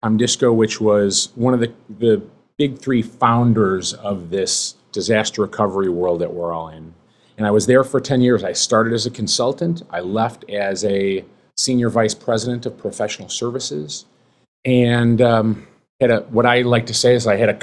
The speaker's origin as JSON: {"language": "English", "town": "Chicago", "region": "Illinois", "country": "United States", "tie": "born or raised there", "said": "Born and raised in Chicago"}